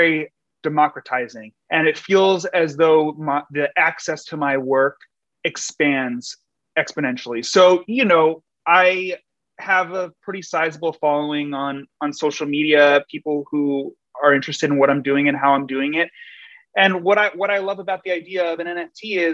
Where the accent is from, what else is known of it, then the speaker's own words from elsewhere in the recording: New York City, New York, United States; my hometown, New York City